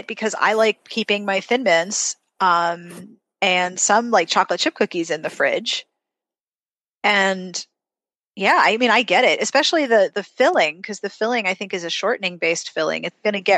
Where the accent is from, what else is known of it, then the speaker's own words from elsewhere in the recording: Pittsburgh, Pennsylvania, United States; moved away as an adult; also born or lived in South Carolina; I grew up in Pittsburgh